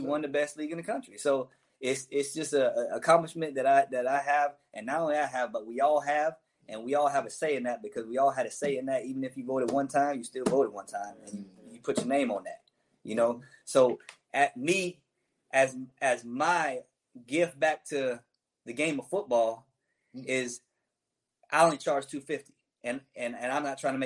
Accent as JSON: {"language": "English", "town": "Daytona Beach", "region": "Florida", "country": "United States", "tie": "born or raised there", "said": "I'm from Daytona Beach"}